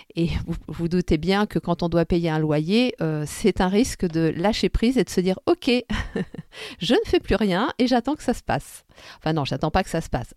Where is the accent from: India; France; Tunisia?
Tunisia; moved away; repartir chez moi en Tunisie